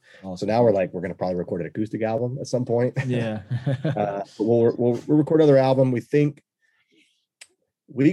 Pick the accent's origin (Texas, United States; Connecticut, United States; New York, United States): Texas, United States; being Texan is our doors are always open